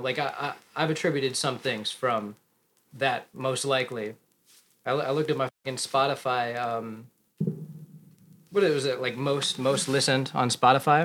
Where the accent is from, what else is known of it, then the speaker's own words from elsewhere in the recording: Plainfield, Illinois, United States; I'm from Plainfield, Illinois